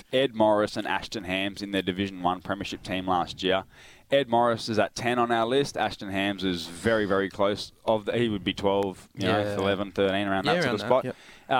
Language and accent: English; Darwin, Northern Territory, Australia; because I grew up around the Pints Footy Club, my dad is a life member there